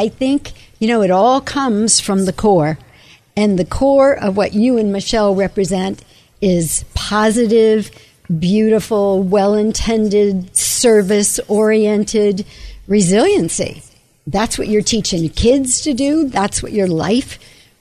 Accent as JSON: {"language": "English", "town": "Buena Park", "region": "California", "country": "United States", "tie": "born or raised there", "also_born_or_lived": "Manhattan, New York / Los Angeles", "lives_now": "San Diego, United States", "said": "I grew up mostly here in Southern California"}